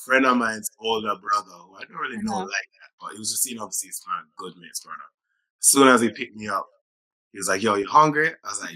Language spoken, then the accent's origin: English; Montego Bay, Jamaica; also born or lived in England; now in London, United Kingdom; I do see myself as a Jamaican because it was where I was raised.